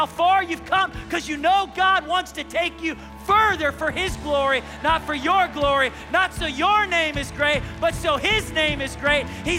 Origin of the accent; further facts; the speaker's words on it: Baltimore, Maryland, United States; now in Tulsa, United States; I was court ordered by a judge to come to Tulsa, Oklahoma. I was from Baltimore, Maryland.